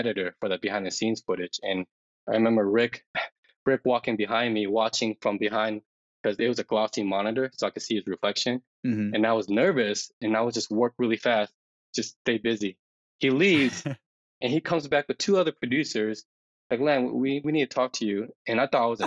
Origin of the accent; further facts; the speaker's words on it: Denver, Colorado, United States; I was born and raised in Denver.